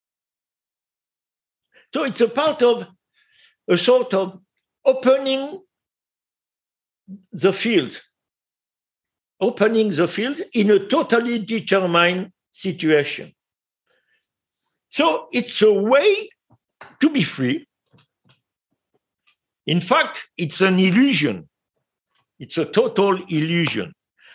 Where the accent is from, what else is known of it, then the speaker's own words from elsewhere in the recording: France; English is a second language; we eat in France